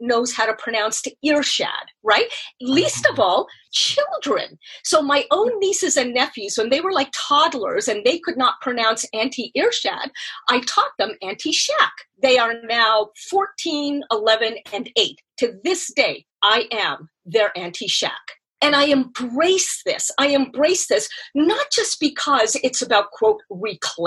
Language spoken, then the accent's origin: English; Canada; moved away; I am Canadian